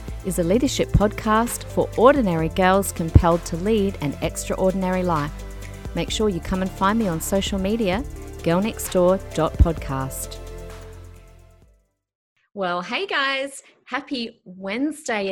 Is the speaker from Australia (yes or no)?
yes; Adelaide, South Australia, Australia; now in Queensland, Australia; I'm actually from Adelaide